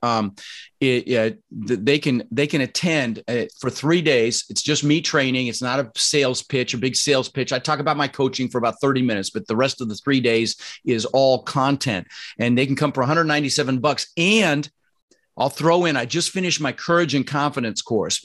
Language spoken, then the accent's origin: English; Denver, Colorado, United States; also born or lived in Netherlands; I was born in the Netherlands, you know, think wooden shoes, windmills, and um, immigrated when I was six. Like I said, we ended up in Denver, Colorado. And growing up, we really struggled